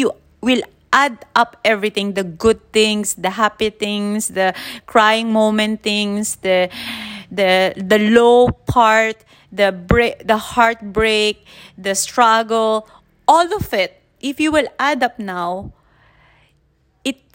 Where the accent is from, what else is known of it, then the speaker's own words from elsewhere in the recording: Manila, Metro Manila, Philippines; now in Chiang Mai, Thailand; I'm in Chiang Mai, northern Thailand, though I'm born and raised in Manila